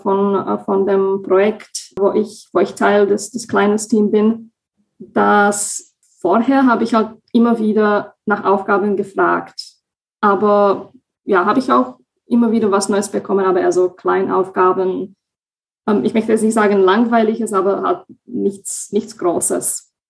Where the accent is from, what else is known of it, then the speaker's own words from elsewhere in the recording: Slovakia; moved away as an adult; now in Germany; ich komme ursprünglich aus der Slowakei und wohne seit knapp fünfeinhalb Jahren in Deutschland